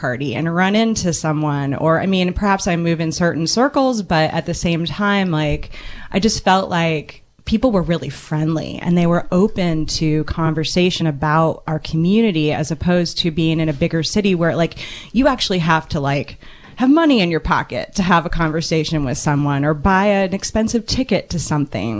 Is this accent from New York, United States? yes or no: no; Indianapolis, Indiana, United States; also born or lived in San Francisco, California; now in Ukiah, United States; grew up in Indianapolis, Indiana, which is a huge capital city